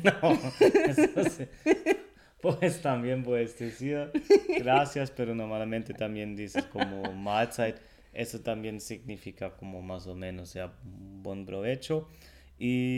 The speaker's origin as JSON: {"language": "Spanish", "country": "Germany", "second_language": "Spanish", "said": "el alemán"}